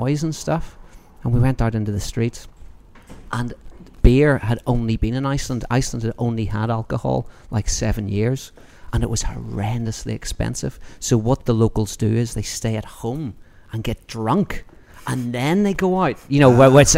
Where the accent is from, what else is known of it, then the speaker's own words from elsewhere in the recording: Northern Ireland, United Kingdom; now in United States; growing up in Northern Ireland